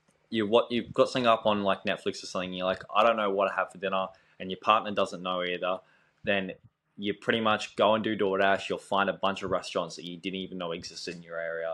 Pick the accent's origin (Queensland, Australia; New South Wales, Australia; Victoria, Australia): Queensland, Australia; Gold Coast; I'm from Australia. I'm from the Gold Coast.